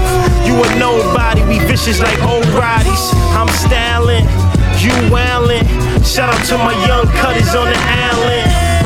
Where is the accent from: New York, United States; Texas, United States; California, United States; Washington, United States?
New York, United States; New York City; I'm from Brooklyn